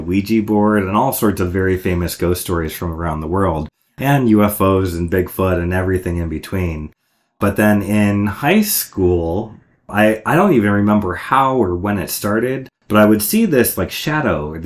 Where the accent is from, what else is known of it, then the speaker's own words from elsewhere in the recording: Cleveland, Ohio, United States; moved away as an adult; also born or lived in Federal Way, Washington / Chicago area, Illinois; now in Bellingham, United States; And then my family moved out to the Cleveland, Ohio suburbs for my dad's work. And I was there until freshman year of college.